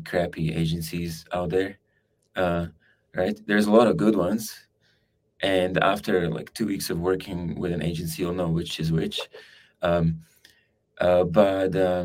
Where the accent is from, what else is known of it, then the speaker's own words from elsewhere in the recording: Slovakia; moved away as an adult; also born or lived in California; I come from Slovakia. I live in California, now a part of the year.